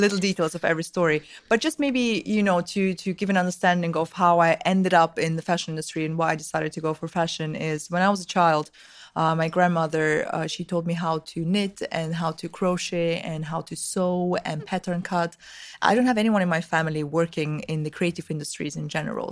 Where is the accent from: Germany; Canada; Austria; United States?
Austria; Vienna; also born or lived in Russia; I'm originally from, uh, Russia, from, from the, back when I was born, it was still the U S S R. I'm young, but not that young. So, um, but I grew up in Austria, in Vienna.